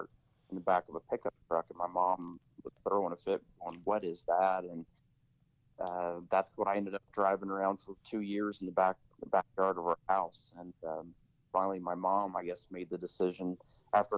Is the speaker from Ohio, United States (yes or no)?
no; Columbus, Indiana, United States; I grew up in a small town in southern Indiana, so I grew up in Columbus, Indiana